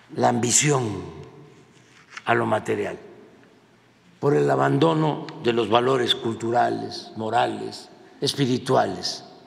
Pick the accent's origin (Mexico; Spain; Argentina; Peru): Mexico; nosotros no somos así los mexicanos